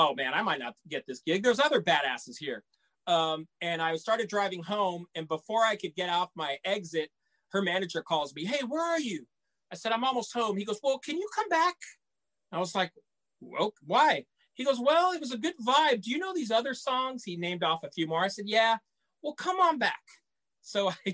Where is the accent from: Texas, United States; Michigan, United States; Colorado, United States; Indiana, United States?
Texas, United States; South; I grew up in South Texas.